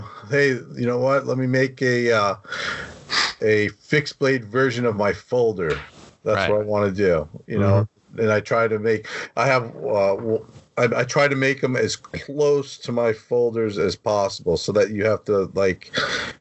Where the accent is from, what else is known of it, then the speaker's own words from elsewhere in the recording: New York, United States; also born or lived in Garden Grove, California; I grew up in New York, so I moved back home